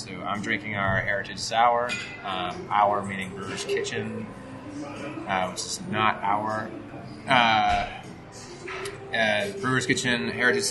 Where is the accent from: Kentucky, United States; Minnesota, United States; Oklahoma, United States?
Minnesota, United States; Eden Prairie; Suburbs of Minneapolis. So suburbs. It's a humble little town called Eden Prairie.